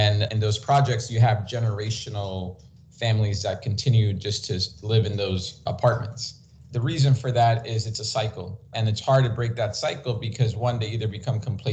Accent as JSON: {"language": "English", "town": "New York City", "region": "New York", "country": "United States", "tie": "born or raised there", "said": "I grew up in New York City when it wasn't such a great spot to grow up in the 80s and 90s"}